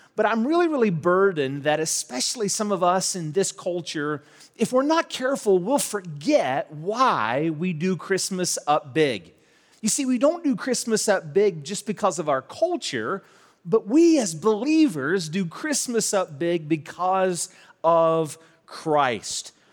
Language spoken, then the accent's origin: English; St. Albans, West Virginia, United States; also born or lived in Charleston, West Virginia; I grew up in Saint Albans, was born in Charleston, but grew up in Saint Albans